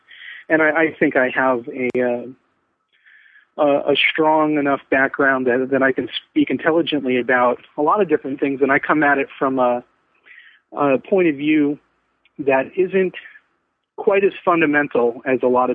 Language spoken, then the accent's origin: English; Vancouver, Washington, United States; I'm from Vancouver, Washington, United States